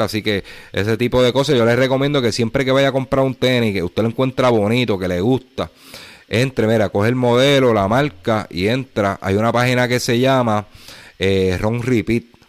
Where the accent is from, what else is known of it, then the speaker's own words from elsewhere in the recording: Puerto Rico; nosotros somos jibaritos aquí de Puerto Rico